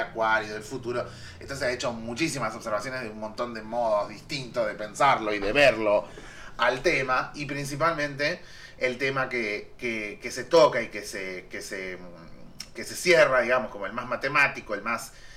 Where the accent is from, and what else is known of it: Argentina